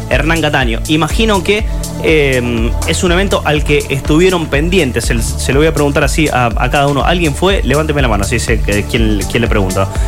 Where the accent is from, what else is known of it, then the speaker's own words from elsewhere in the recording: Santa Fe, Argentina; argentinos, ¿no? No como, como santafesinos por vivir en nuestra tierra.